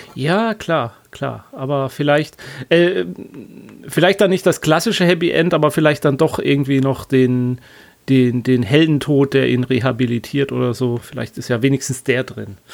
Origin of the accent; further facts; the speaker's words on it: Black Forest, Baden-Württemberg, Germany; moved away; Schwarzwald ist immer gut, das ist ja meine alte Heimat